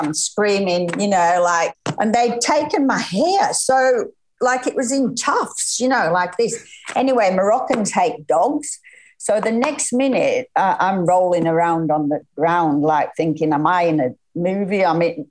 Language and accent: English; Lancashire, North West England, United Kingdom; now in Noosa, Australia; No, I'm not Scottish. I'm Lancashire.